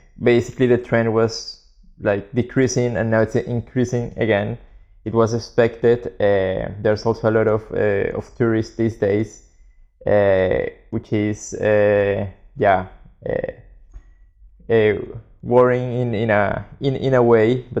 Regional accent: Colombia; moved away as an adult; now in Barcelona, Spain; we're both from Colombia, and we moved to Barcelona in 2009

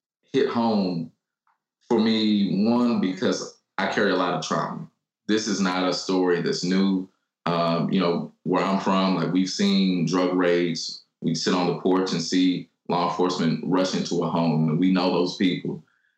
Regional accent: Louisville, Kentucky, United States; I grew up in what is the poorest zip code in Kentucky

